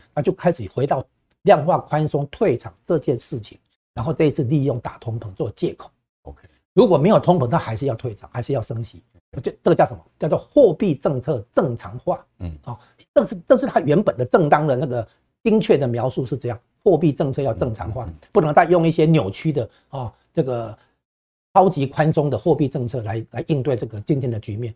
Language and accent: Chinese; Taiwan; 我们台湾这边都感受得到